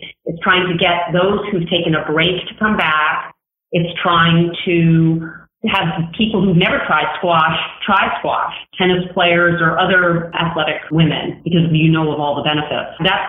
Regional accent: New York, United States; I'm originally from Manhattan

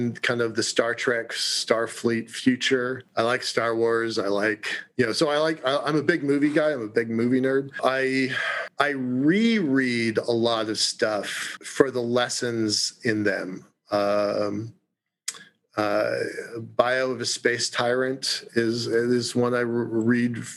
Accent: Puget Sound area near Seattle, Washington, United States; We grew up in the Puget Sound area near Seattle

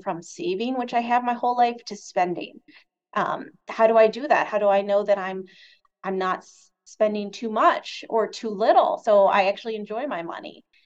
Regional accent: Michigan, United States; moved away; also born or lived in Chicago; my home state of Michigan

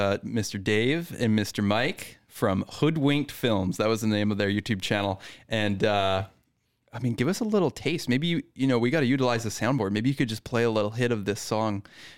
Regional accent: British Columbia, Canada; I'm a British Columbian.

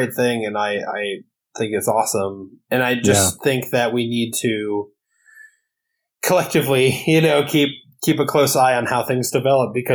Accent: Wisconsin, United States; moved away; my home state, Wisconsin

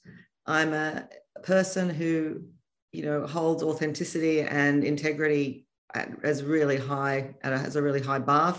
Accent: Sydney, New South Wales, Australia; I grew up in Sydney

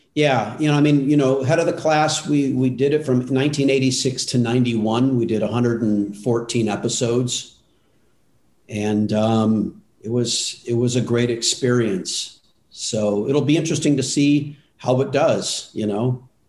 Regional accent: Altadena, California, United States; I grew up in Altadena, which we, you know, 30 minutes from Hollywood

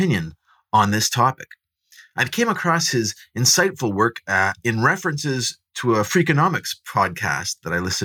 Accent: Southern Ontario, Canada; I grew up in Southern Ontario, kind of just downwind from Detroit

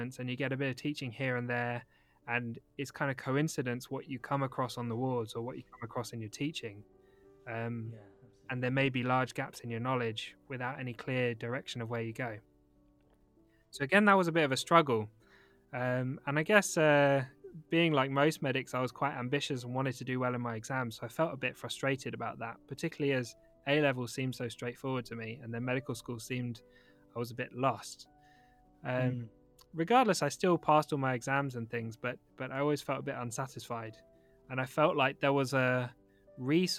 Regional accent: London, United Kingdom; now in Manchester, United Kingdom; I still live in Manchester. But I grew up in London

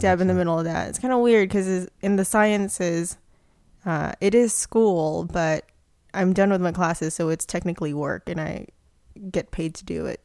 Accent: Philippines; moved away; I grew up in the Philippines

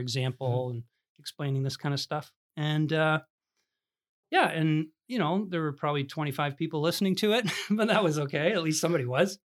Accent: Smithville, Ontario, Canada; I grew up in the Christian Reformed Church in, uh, Smithville, Ontario

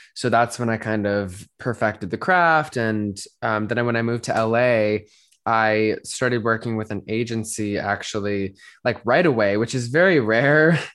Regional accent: Denver, Colorado, United States; moved away as an adult; now in Los Angeles, United States; I grew up in Denver, Colorado, and then moved to Los Angeles almost four years ago now

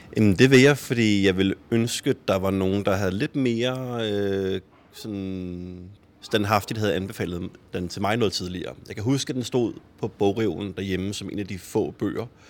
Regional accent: Copenhagen, Capital Region of Denmark, Denmark; Jeg er jo også vokset op i urbanplanen og har også altid gået til fodbold i, i Fremad Amager

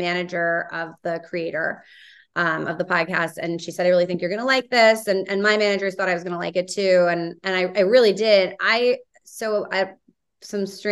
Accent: New York, United States; moved away as an adult; now in Los Angeles, United States; I grew up in Midtown

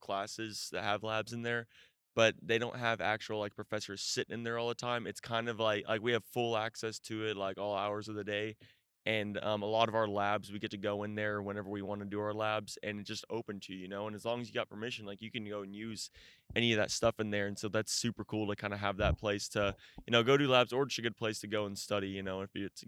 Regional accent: Midlothian, Texas, United States; I'm from Midlothian, Texas.

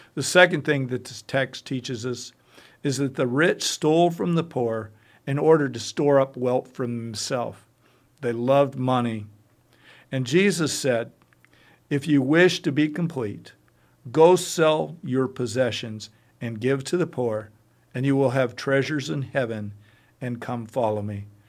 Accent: United States; as an American

